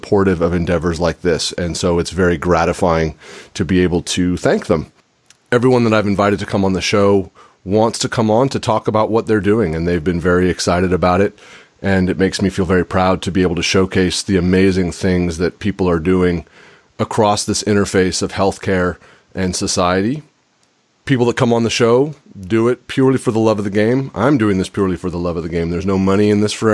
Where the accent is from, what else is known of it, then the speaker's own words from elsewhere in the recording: California, United States; when I was a kid growing up in California